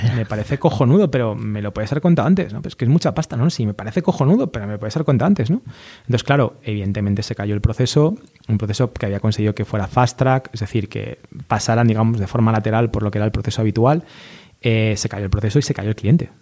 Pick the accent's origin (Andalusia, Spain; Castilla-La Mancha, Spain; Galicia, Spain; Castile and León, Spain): Galicia, Spain; A Coruña; los dos somos gallegos, él es de Vigo, yo de Coruña